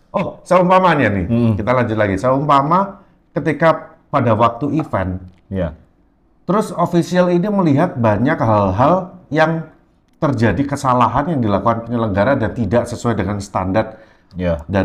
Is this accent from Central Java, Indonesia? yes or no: no; Kediri, East Java, Indonesia; dari kampung saya nih Kediri